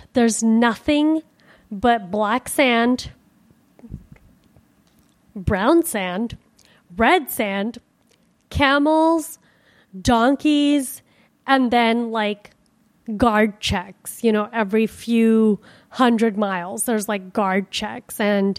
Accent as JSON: {"language": "English", "town": "Miami", "region": "Florida", "country": "United States", "said": "You know, I'm from Miami. Like, this is fucking freezing."}